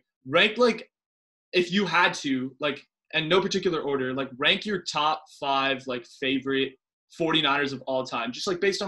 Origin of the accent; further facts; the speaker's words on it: the Bay Area, California, United States; born and raised in the Bay